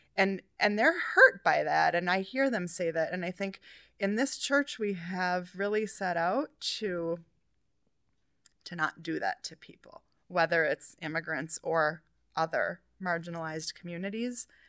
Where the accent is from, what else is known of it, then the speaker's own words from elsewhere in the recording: New Hope, Minnesota, United States; I grew up in New Hope, which is, like, kind of on the border of, like, Golden Valley